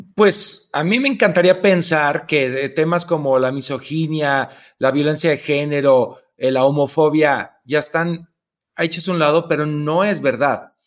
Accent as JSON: {"language": "Spanish", "town": "Tepatitlán", "region": "Jalisco", "country": "Mexico", "tie": "born or raised there", "moved": "yes", "lives_now": "Mexico City, Mexico", "said": "yo soy de Tepatitlán, Jalisco, que mm, es una ciudad pequeña"}